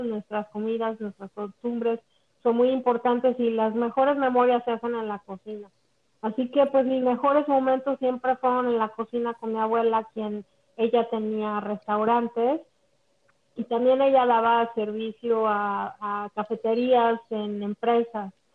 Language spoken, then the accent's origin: Spanish; Mexico; moved away as an adult; now in Orlando, United States; soy originalmente de México, toda mi vida la, la viví en México